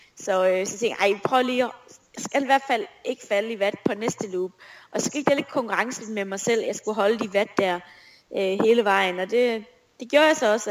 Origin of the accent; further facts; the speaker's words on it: Esbjerg, Southern Denmark, Denmark; moved away as an adult; also born or lived in Aalborg; jeg er jo født og opvokset i Esbjerg, og Esbjerg er stadig min by.